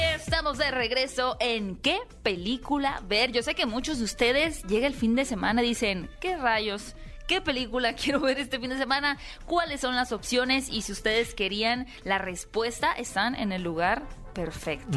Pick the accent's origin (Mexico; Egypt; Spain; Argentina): Mexico; Hermosillo, Sonora; moved away